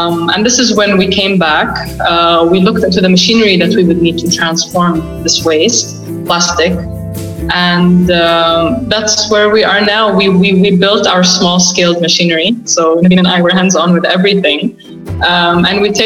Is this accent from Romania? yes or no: no; Saudi Arabia; I lived and I was born and raised in Saudi, in Saudi Arabia